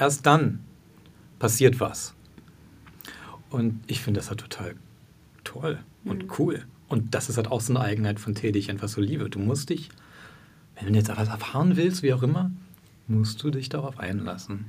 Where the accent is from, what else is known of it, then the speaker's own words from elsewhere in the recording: Berlin, Germany; ich bin ein Berliner